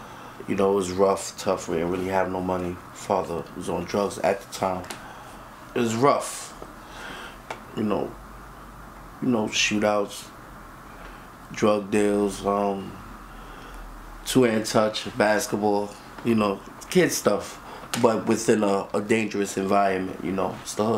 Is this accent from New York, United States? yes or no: yes; New York City, New York, United States; I was born on College Avenue. We had a fire, moved over here, right at the block, 156 and Fox. We lived in a shelter, me, my five brothers and sisters, and mother and my father.